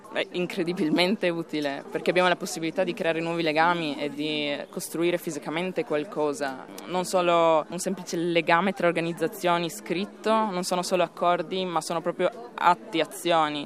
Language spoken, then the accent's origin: Italian; Italy; moved away as an adult; now in Slovenia; vivere di nuovo nel mio paese